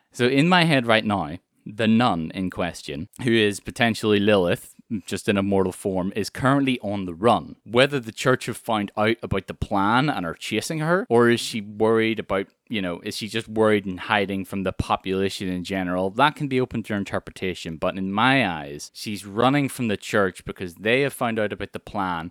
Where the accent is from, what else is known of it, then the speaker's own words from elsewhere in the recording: Ireland; And I'm from Ireland